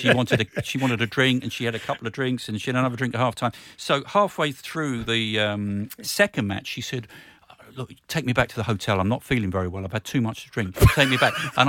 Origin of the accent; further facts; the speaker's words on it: London, United Kingdom; I grew up in Northwest London, so my family were QPR season ticket holders.